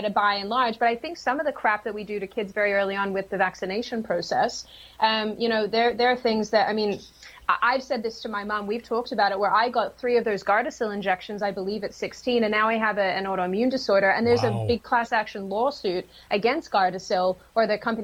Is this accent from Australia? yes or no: yes; Australia; Australia, my home state, my home city